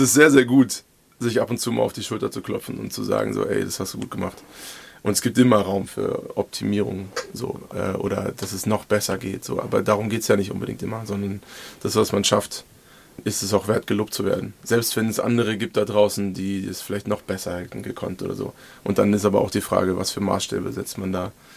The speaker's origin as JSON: {"language": "German", "region": "Hesse", "country": "Germany", "also_born_or_lived": "Lüneburg", "moved": "as an adult", "lives_now": "Marburg, Germany", "said": "ich bin waschechte Hesse"}